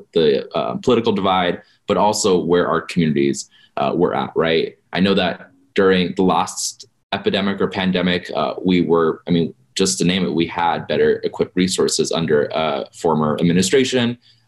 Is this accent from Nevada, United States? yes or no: yes; Las Vegas, Nevada, United States; born or raised there